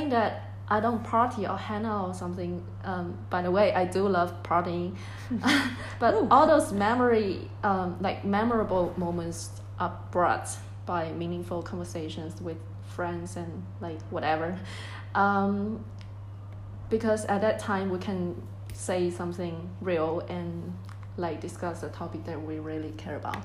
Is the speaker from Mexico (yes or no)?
no; Shenzhen, Guangdong, China; English is a second language; moved away as an adult; now in Edinburgh, United Kingdom; I'm from Shenzhen, a city in south of China